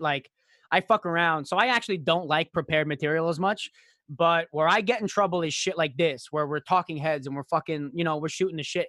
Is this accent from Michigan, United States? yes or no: yes; Royal Oak, Michigan, United States; I was born outside of Royal Oak, Michigan